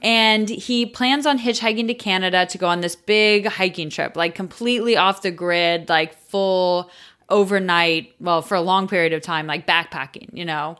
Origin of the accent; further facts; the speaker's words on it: United States; I'm American